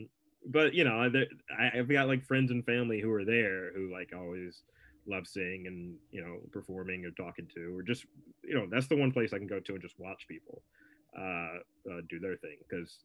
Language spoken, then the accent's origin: English; United States; because I'm an American and we don't care about anyone else's stuff.